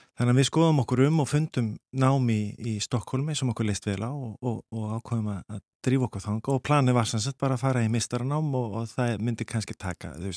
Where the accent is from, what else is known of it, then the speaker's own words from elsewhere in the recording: Iceland; now in Sweden; verandi þá Íslandingur í Svíþjóð þá er maður svolítið svona spari innflýtandi